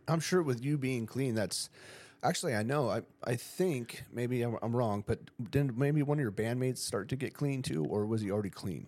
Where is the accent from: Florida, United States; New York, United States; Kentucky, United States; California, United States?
California, United States; Ramona; I grew up in Ramona